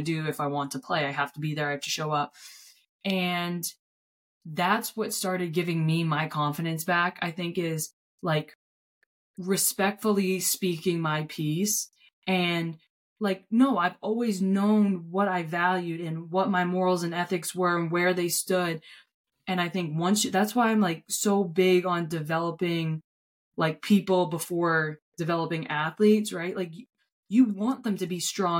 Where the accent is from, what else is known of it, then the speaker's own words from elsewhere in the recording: Gorham, United States; from Gorham